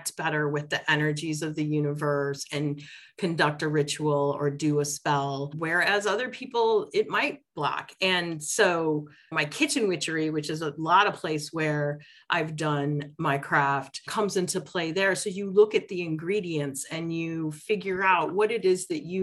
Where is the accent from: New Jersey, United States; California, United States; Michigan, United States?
Michigan, United States; Detroit; I grew up in Detroit